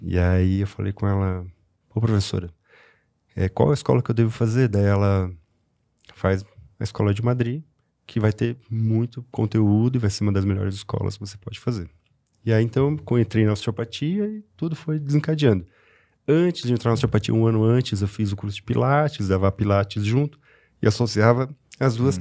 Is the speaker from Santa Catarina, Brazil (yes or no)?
yes; Rio do Sul, Santa Catarina, Brazil; also born or lived in Itaiópolis (birthplace, garbled); Mas sou daqui de Rio do Sul, estudei sempre aqui